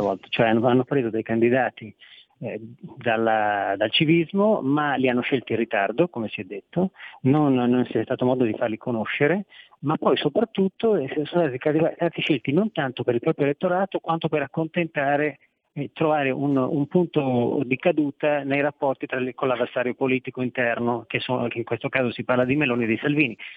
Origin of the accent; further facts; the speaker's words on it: Veneto, Italy; Io vengo dal Veneto